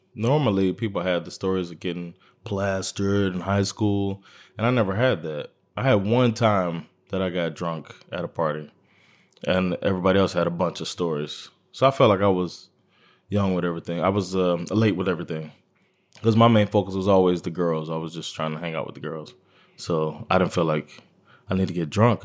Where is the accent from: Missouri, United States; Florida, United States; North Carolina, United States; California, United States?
Florida, United States; Miami; moved away; I'm from Miami, Florida, and Miami is its own thing